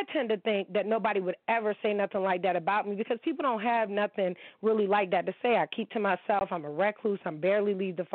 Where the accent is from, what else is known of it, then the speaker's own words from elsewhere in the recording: United States; I am an American girl